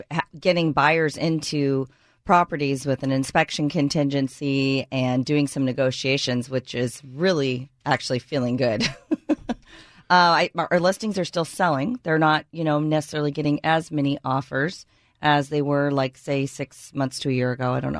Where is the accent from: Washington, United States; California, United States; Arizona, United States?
Washington, United States; Seattle; I grew up in Ballard, so I know a lot of people there.